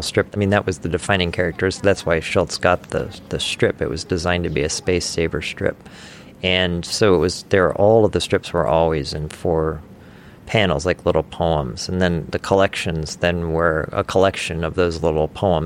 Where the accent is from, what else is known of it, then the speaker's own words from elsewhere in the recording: Omaha, Nebraska, United States; I grew up in Omaha, Nebraska, which is right in the very middle of the country in every way